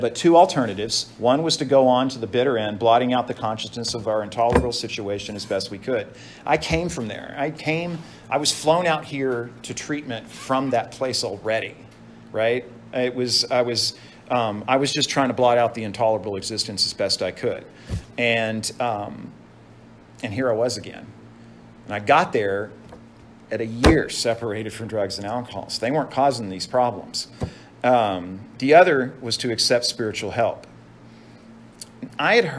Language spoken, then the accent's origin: English; Dallas, Texas, United States; moved away as an adult; now in Dana Point, United States; growing up in Dallas, Texas